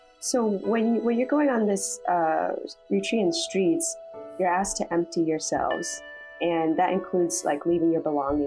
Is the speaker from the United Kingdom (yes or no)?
no; Seattle, Washington, United States; moved away as an adult; now in Toronto, Canada; I'm actually from Seattle, Washington, so I'm not from Toronto.